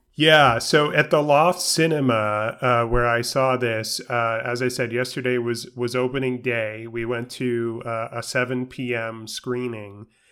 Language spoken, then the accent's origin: English; New York City, New York, United States; I grew up in New York City.